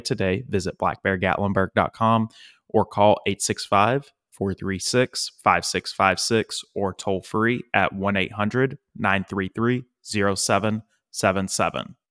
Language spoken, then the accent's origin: English; East Tennessee, United States; moved away as an adult; now in Nashville, United States; I grew up in East Tennessee, and there are two things that all East Tennesseans have in common.